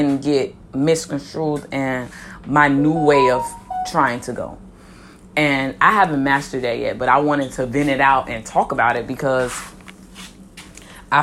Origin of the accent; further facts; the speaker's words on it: Miami, Florida, United States; I'm from Miami, Florida, born and raised